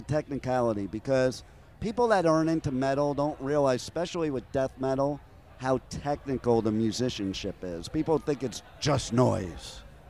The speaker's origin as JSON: {"language": "English", "region": "New Jersey", "country": "United States", "also_born_or_lived": "Los Angeles", "moved": "yes", "said": "I'm also originally from Jersey."}